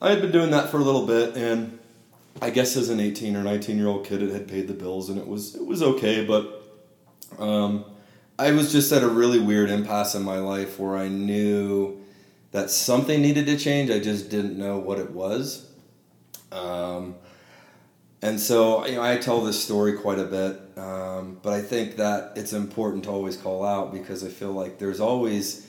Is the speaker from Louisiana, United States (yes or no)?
no; Modesto, California, United States; I'm from the Central Valley in California, from a small kind of half-town city called Modesto